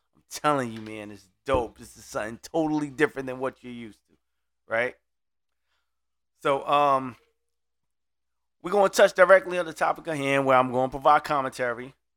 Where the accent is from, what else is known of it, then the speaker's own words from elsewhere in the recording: Brooklyn, New York, United States; now in Orlando, United States; I'm originally from Brooklyn